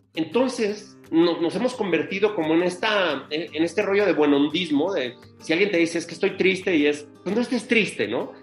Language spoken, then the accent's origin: Spanish; Mexico City, Mexico; en el año 74, cuando nazco en la Ciudad de México. Y pues crezco en ese entorno, ¿no? De, niños de barrio, entorno complicado, entorno duro. Yo soy de La Guerrero